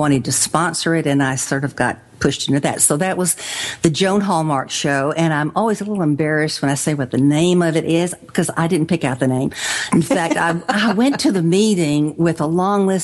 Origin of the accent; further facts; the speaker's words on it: Athens, Texas, United States; now in Tyler, United States; Athens is kind of my hometown